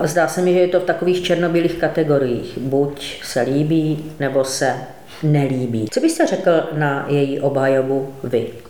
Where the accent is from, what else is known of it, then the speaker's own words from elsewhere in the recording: Ostrava, Moravian-Silesian Region, Czechia; Já jsem třeba z Ostravy